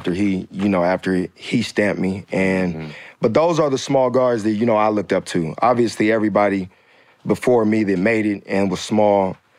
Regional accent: Tacoma, Washington, United States; So I'm from Tacoma, Washington, about 40 minutes south of Seattle.

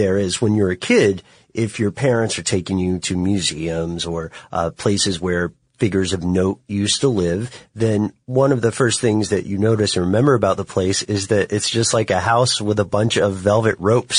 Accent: Tennessee, United States; you know I'm from Tennessee

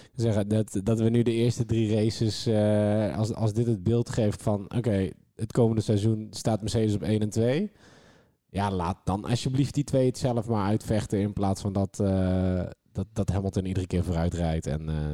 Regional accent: Netherlands; als Nederlander

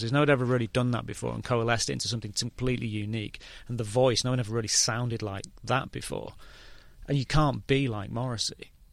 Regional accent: England, United Kingdom

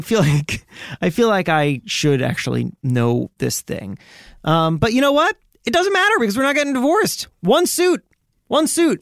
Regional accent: Miami, Florida, United States; I grew up in Miami

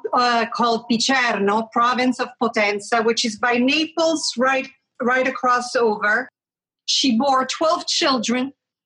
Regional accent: Switzerland; moved away; also born or lived in Italy / Rome; I'm a mixed salad. So, I mean, I'm a real mixed salad. I was born in Switzerland. Mm-hmm. By immigrant family. My mom is Greek. My dad is Italian. Went to school in Switzerland, then moved back to Italy. I have family from Rome down all the way to very southern Italy.

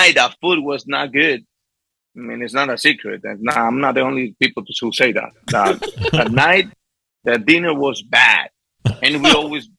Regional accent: Las Matas, Portuguesa, Venezuela; English is a second language; moved away; also born or lived in Guanare, Venezuela; I born in Guanare, but I grew up in Las Matas

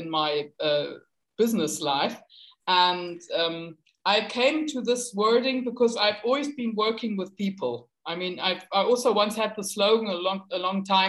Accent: Hamburg, Germany; I come from Northern Germany, from Hamburg, and we are a big port city.

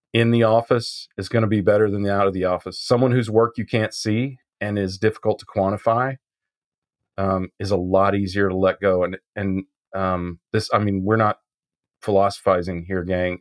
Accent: Midwest, Kansas, United States; I was brought up in the Midwest

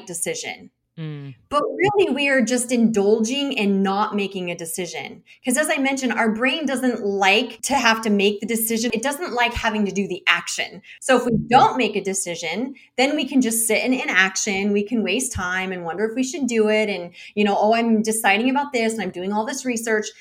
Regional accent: United States; as an American

